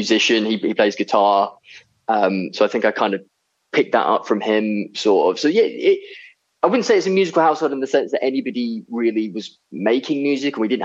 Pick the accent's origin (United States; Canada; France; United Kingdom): United Kingdom; Seaford, South East England; I grew up in a little town on the south coast called Seaford